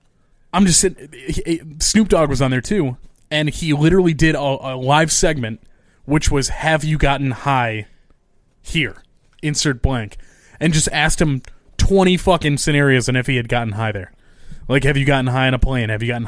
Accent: New York, United States; We're from New York.

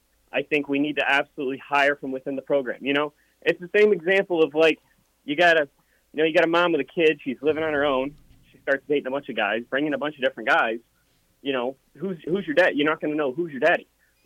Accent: Nebraska, United States; I'm born and raised in Nebraska

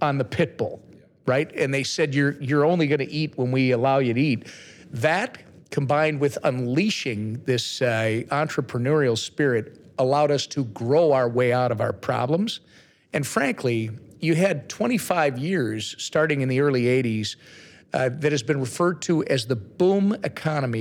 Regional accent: Minnesota, United States; I'm from Minnesota.

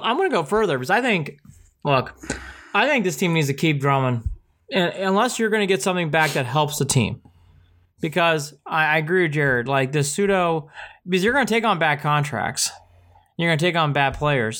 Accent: Hilliard, Ohio, United States; played on the same soccer team growing up in Hilliard, Ohio

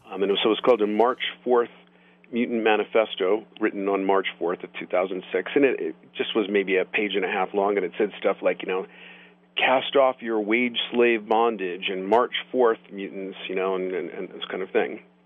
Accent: Boulder, Colorado, United States; my hometown of Boulder

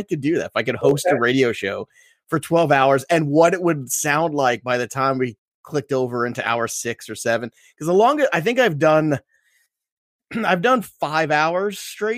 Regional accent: New York City, New York, United States; I'm an Italian from Brooklyn

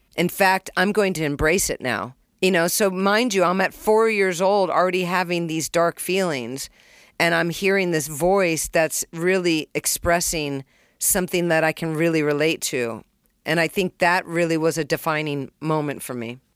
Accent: California, United States; also born or lived in Springfield, Massachusetts; I was born in Springfield, and at one years old, which I don't remember, we moved to California. I was raised with three brothers and one sister.

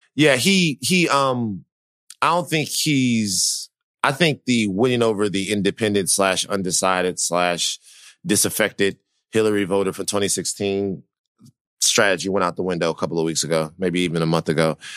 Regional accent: Louisiana, United States; moved away; I'm from Louisiana. I know how people feel down there

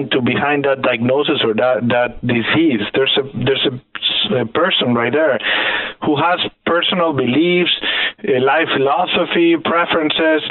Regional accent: Mexico; moved away; I was born and raised in Mexico

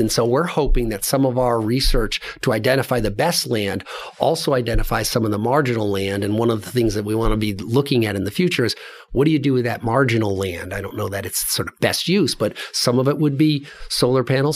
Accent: Glastonbury, Connecticut, United States; moved away; So I grew up in New England, in Connecticut, across from Hartford, in a place called Glastonbury, Connecticut

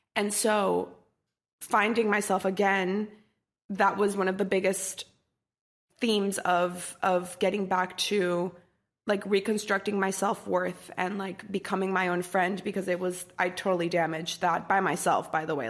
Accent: Costa Rica; moved away as an adult; also born or lived in Washington, D.C.; I grew up in Costa Rica, and I was born and raised there until I was eighteen, nineteen

